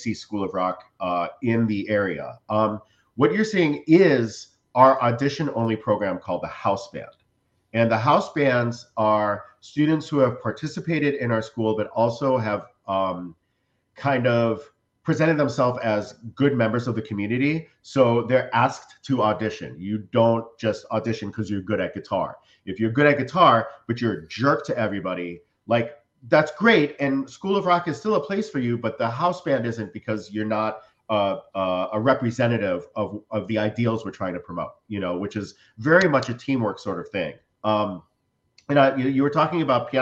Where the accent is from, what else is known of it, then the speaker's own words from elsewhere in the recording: Cleveland, Ohio, United States; also born or lived in New York; now in Florida, United States; I'm from Cleveland